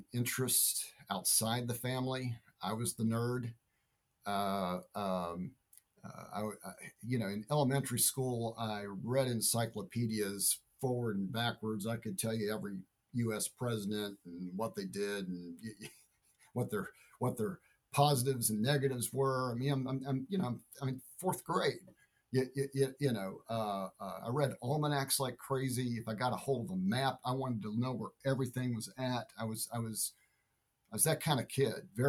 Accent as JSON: {"language": "English", "town": "Huntington", "region": "West Virginia", "country": "United States", "tie": "born or raised there", "moved": "as an adult", "lives_now": "Richmond, United States", "said": "My hometown's Huntington, West Virginia"}